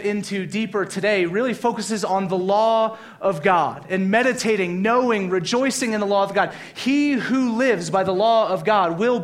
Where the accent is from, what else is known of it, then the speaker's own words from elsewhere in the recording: Louisiana, United States; I grew up in Louisiana. There's a church every other block